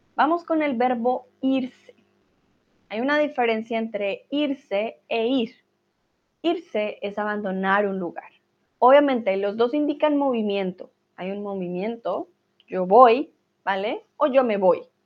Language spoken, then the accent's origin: Spanish; Colombia